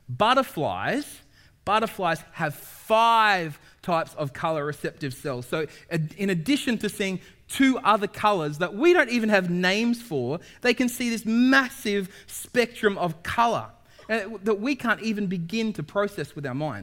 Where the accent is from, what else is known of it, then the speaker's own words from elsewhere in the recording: Sydney, New South Wales, Australia; now in New Zealand; I'm from North Sydney. I'm from a place called Castle Hill. That's my mountain. Toongabie is the river that I grew up alongside.